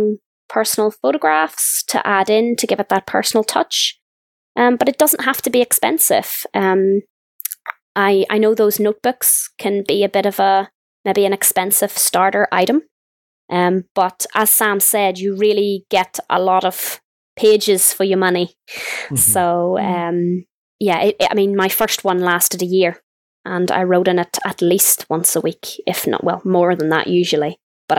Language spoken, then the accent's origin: English; Northern Ireland, United Kingdom; I'm from Northern Ireland